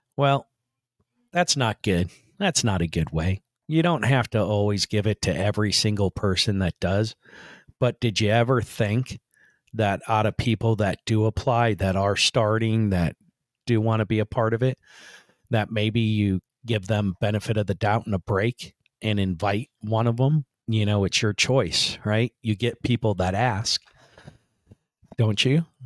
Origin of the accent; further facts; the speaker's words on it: Central Florida, United States; I'm from Central Florida